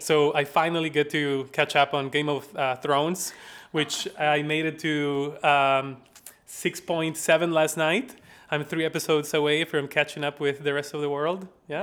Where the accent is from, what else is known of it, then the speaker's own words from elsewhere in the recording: La Paz, Bolivia; accent: Southern; now in Madison, United States; I am from La Paz, Bolivia.